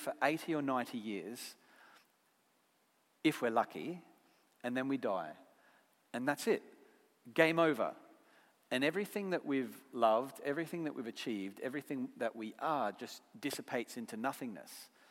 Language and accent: English; Brisbane, Queensland, Australia; accent: Aussie; moved away as an adult; now in United Kingdom; Where I come from in Brisbane, Australia